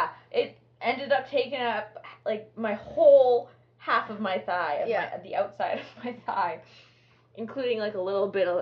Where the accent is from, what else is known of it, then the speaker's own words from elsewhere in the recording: Edmonton, Alberta, Canada; now in Manitoba, Canada; I'm from Edmonton, so my parents live there, and luckily I'm here in Manitoba